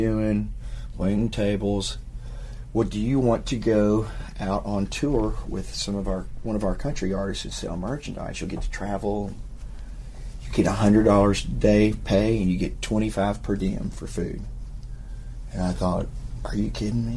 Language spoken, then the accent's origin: English; Nashville, Tennessee, United States; also born or lived in Hendersonville, Tennessee; growing up in Nashville and surrounding areas